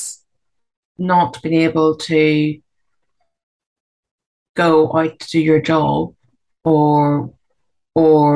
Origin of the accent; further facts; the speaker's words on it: Belfast, Northern Ireland, United Kingdom; I was born in Belfast in 1969 and grew up during the Troubles.